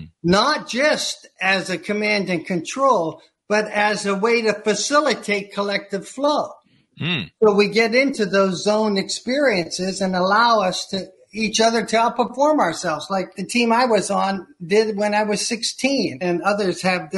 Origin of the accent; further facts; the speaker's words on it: Chicago, Illinois, United States; I had the opportunity, I'm from Chicago, I had the opportunity to enroll within Second City Improvisational Theater